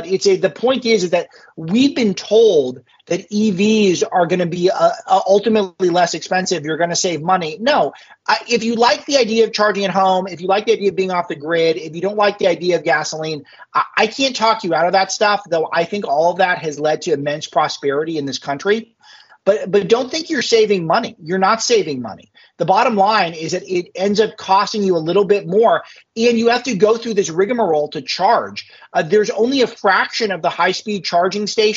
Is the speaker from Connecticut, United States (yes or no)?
no; Los Angeles, California, United States; growing up in West LA as I did